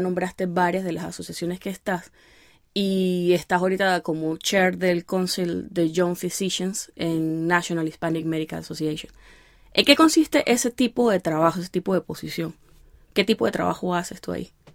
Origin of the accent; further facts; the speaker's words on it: Venezuela; nosotros ser de Venezuela